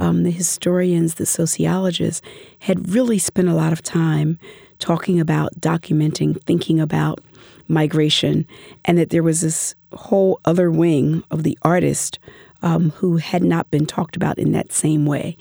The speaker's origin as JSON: {"language": "English", "town": "Philadelphia", "region": "Pennsylvania", "country": "United States", "tie": "born or raised there", "said": "I grew up in Philadelphia"}